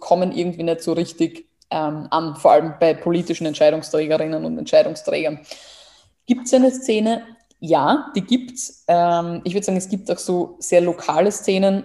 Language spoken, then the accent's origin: German; Burgenland, Austria; moved away; ich komme aus dem Burgenland